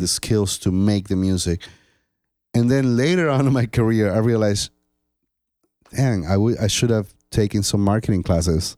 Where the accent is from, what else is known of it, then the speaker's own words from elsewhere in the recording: Colombia; moved away as an adult; now in United States; I was born in Colombia. So in my country